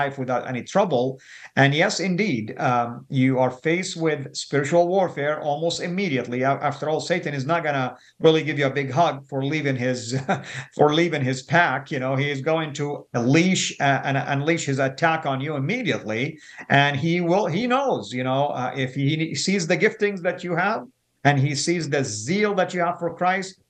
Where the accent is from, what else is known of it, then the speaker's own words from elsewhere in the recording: Saudi Arabia; moved away as an adult; now in United States; people knew I was a Muslim and I was from Saudi